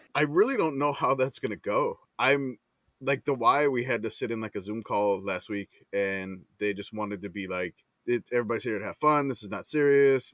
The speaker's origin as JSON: {"language": "English", "town": "New Orleans", "region": "Louisiana", "country": "United States", "tie": "born or raised there", "moved": "yes", "lives_now": "San Antonio, United States", "said": "I grew up in New Orleans"}